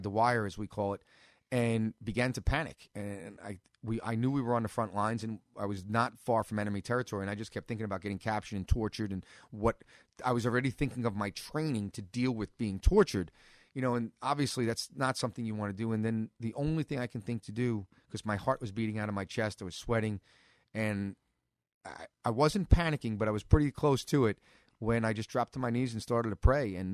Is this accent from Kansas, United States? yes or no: no; New York City, New York, United States; now in Staten Island, United States; I was born here in Brooklyn